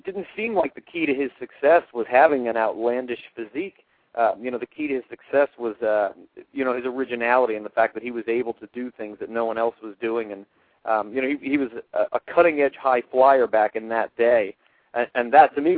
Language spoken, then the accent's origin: English; Reading, Pennsylvania, United States; the Reading version of IWA, which was based out of my hometown